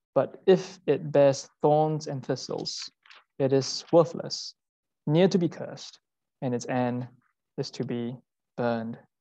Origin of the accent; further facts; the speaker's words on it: Singapore; moved away as an adult; now in London, United Kingdom; I'm Singaporean